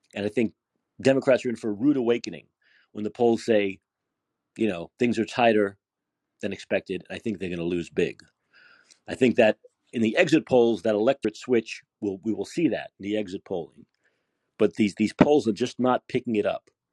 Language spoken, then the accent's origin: English; New York City, New York, United States; now in San Francisco, United States; I'm a New Yorker